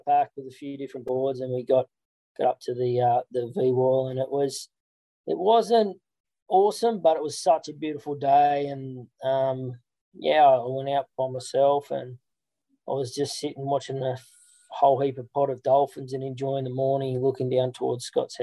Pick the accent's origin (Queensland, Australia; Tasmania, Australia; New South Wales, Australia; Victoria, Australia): New South Wales, Australia; Central Coast; growing up on the Central Coast as a professional lifeguard